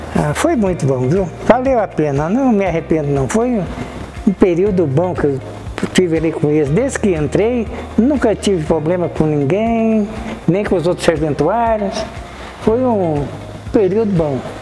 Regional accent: Minas Gerais, Brazil; also born or lived in Goiás; now in Cascavel, Brazil; eu sou mineiro

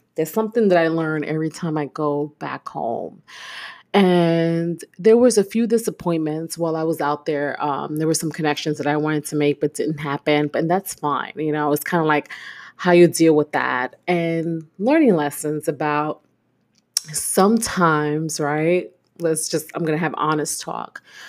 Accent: New York City, New York, United States; moved away as an adult; now in Houston, United States; I am born and raised in Brooklyn

